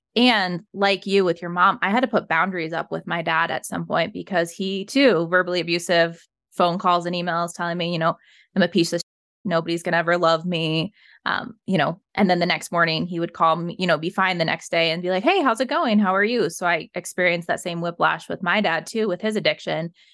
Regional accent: Evergreen, Colorado, United States; I was raised in Evergreen, Colorado

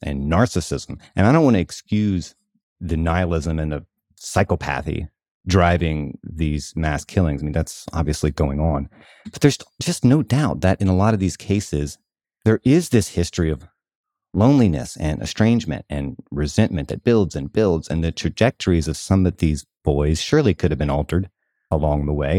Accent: the South, United States; where I grew up in the South

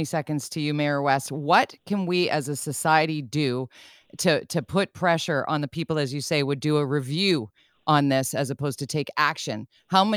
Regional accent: Vancouver, British Columbia, Canada; in my hometown, born and raised here

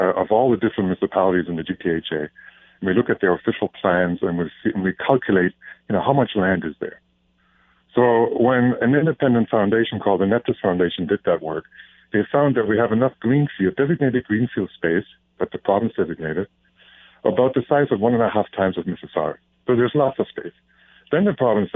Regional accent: Germany; now in Canada; my home country of Germany

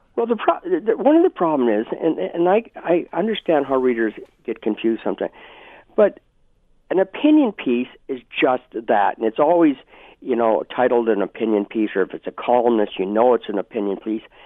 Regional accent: Brantford, Ontario, Canada; moved away; I'm from Brantford in Brant County

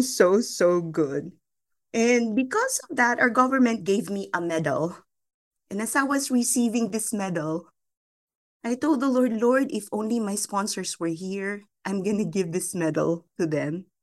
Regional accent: Philippines; I was born and raised in the Philippines

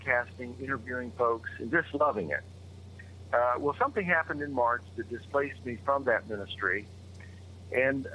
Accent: Oklahoma City, Oklahoma, United States; moved away as an adult; also born or lived in Chicago / East Coast; had returned to my hometown of Oklahoma City

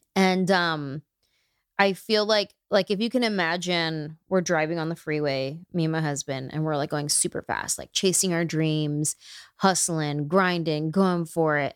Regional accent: Bay Area, California, United States; now in Los Angeles, United States; I'm from the Bay Area. I've been in L A for twenty years

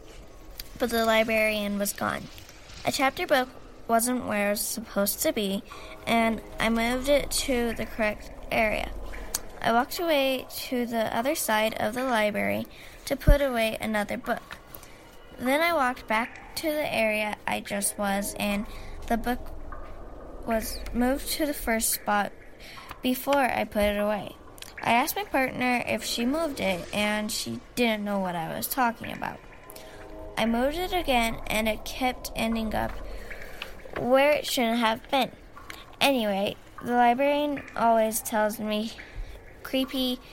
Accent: Wyoming, United States; I'm from Wyoming

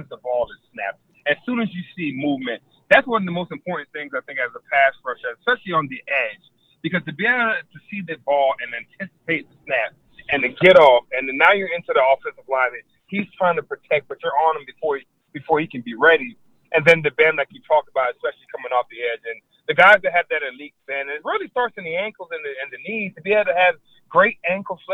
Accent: Florida, United States; growing up in Florida

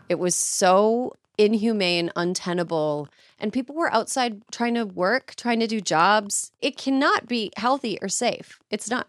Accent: California, United States; as a Californian

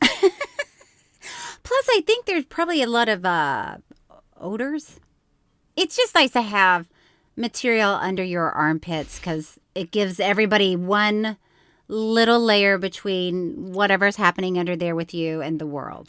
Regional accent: Florida, United States; I grew up with, in Florida

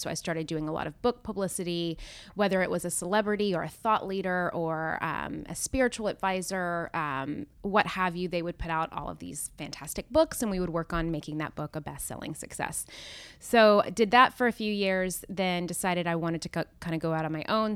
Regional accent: Nashville, Tennessee, United States; moved away as an adult; also born or lived in Knoxville, Tennessee / New York; I'm originally from Nashville

